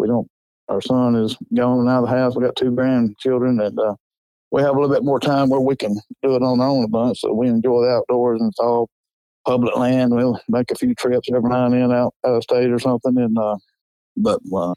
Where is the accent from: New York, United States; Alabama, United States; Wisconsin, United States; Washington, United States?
Alabama, United States; Coleman County; I'm from Coleman County. It's halfway between Birmingham and Huntsville.